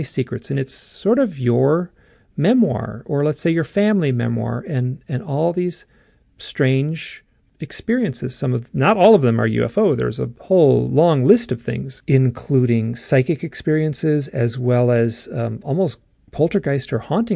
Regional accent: Midwest, United States; I grew up in the Midwest

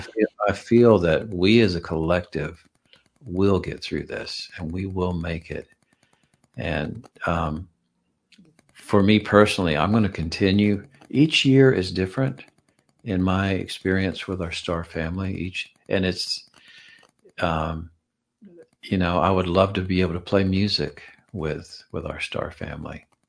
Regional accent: Georgia, United States; I'm from Georgia.

